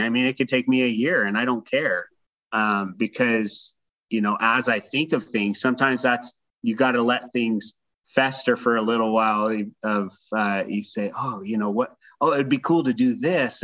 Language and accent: English; Reno, Nevada, United States; I grew up in Reno, Nevada